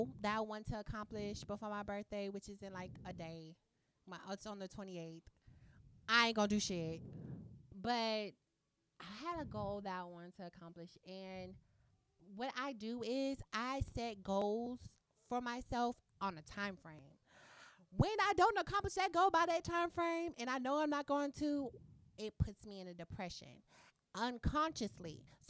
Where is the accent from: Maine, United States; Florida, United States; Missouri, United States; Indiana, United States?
Indiana, United States; Indianapolis; I'm from Indianapolis.